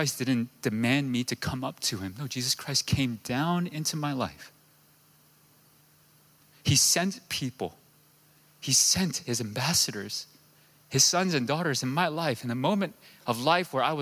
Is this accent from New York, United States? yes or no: yes; New York, United States; moved away; I'm from New York